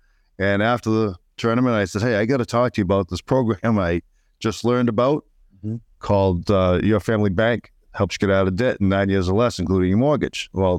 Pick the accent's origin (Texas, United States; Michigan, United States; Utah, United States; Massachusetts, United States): Massachusetts, United States; Uxbridge; now in St. Augustine, United States; Small town in Massachusetts, Uxbridge, Massachusetts.